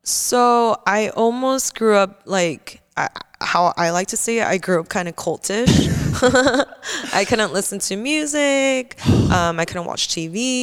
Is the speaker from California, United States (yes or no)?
yes; Simi Valley, California, United States; also born or lived in Canoga Park / Koreatown; I moved to Simi Valley for I think from like kindergarten.